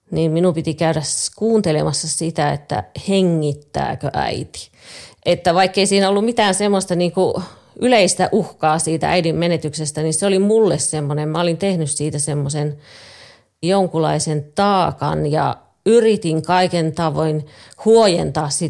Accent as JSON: {"language": "Finnish", "region": "Lapland", "country": "Finland", "tie": "born or raised there", "said": "Synnyin pieneen kylään Lapissa. Meillä oli perheessä kahdeksan lasta, joista mä olin viides."}